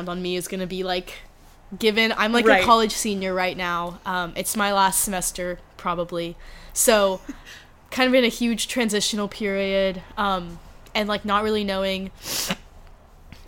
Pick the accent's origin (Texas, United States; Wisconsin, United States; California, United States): Texas, United States; Dallas; born or raised there; also born or lived in Arkansas / Los Angeles